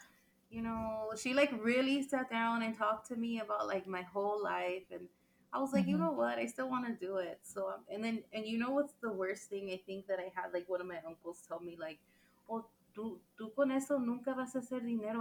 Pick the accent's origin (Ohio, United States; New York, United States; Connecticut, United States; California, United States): California, United States; Los Angeles; also born or lived in San Francisco, California; I was born in the like really nice, I feel like a really Mexican neighborhood in Huntington Park, California